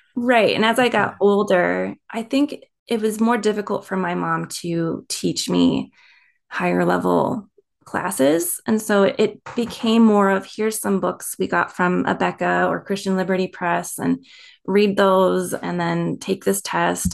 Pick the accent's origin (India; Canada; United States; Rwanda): United States; East Coast; also born or lived in Maryland; I was born on the East Coast